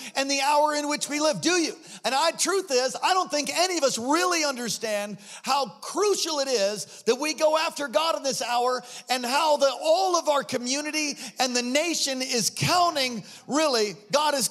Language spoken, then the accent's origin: English; East Coast, United States; I'm from the East Coast